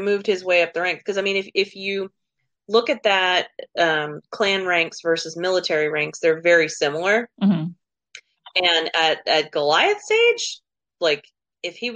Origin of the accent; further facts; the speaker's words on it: New Mexico, United States; moved away; also born or lived in Oklahoma; I grew up in New Mexico